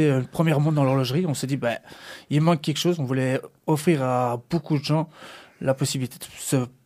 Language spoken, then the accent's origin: French; Brussels, Brussels-Capital Region, Belgium; je viens de Bruxelles, exactement, sur euh, Molenbeek.